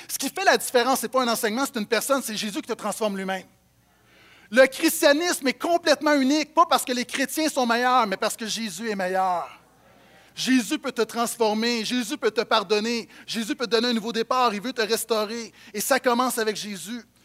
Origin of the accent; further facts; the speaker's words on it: Montreal, Quebec, Canada; j'ai grandi à Montréal